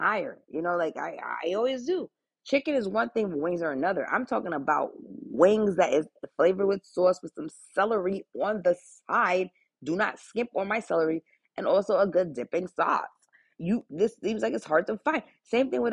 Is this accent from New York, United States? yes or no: yes; Long Island, New York, United States; moved away; especially growing up in Long Island, for living there about a good 14 years